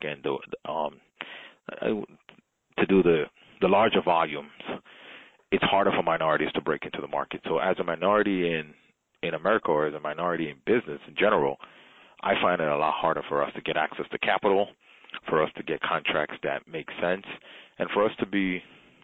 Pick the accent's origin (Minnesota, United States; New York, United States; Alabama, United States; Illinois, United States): New York, United States; New York City; also born or lived in Jamaica; raised by a single mother in the Bronx. Originally, I was born in Jamaica, migrated to the U.S. when I was about 8 years old. Like I said, grew up in the Bronx